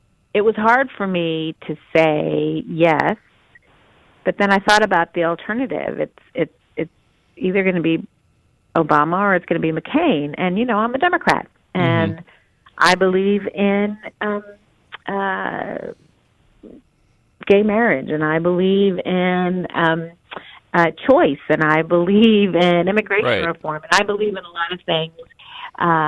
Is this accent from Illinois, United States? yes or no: yes; Chicago, Illinois, United States; I'm from Chicago